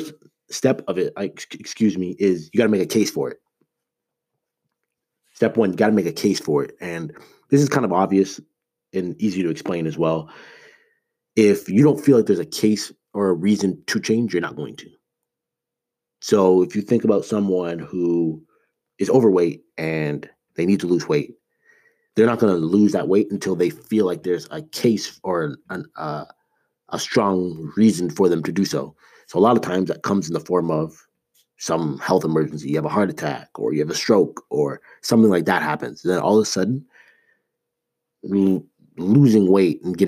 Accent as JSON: {"language": "English", "town": "Toronto", "region": "Ontario", "country": "Canada", "tie": "born or raised there", "also_born_or_lived": "Ames, Iowa", "moved": "as an adult", "said": "I grew up in Toronto. I was there for 18 years of my life"}